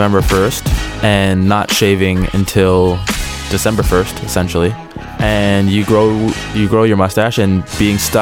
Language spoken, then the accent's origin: English; Montreal, Quebec, Canada; we're from Montreal